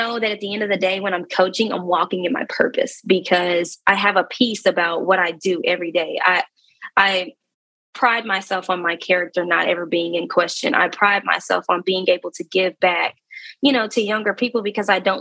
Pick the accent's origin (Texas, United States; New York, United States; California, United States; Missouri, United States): Texas, United States; Dallas; I'm from Dallas